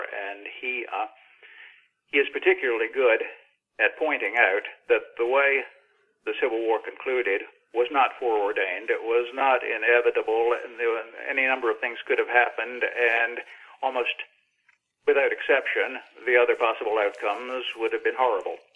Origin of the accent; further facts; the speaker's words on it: Virginia, United States; I was born in Virginia in 1946 and therefore grew up picturing God as a slightly imperfect version of Robert E. Lee.